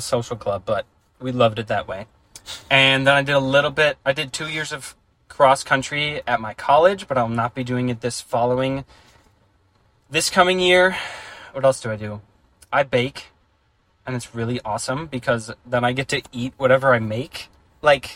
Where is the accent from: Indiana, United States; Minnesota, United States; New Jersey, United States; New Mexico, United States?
Minnesota, United States; we're from Minnesota